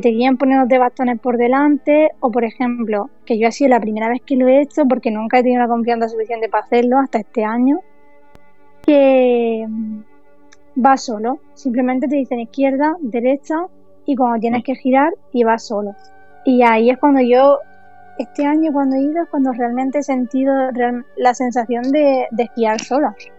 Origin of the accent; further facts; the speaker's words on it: Pulpí, Andalusia, Spain; en Pulpí, que es mi pueblo